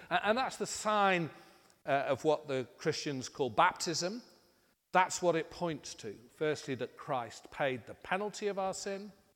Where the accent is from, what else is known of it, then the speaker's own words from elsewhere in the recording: United Kingdom; being British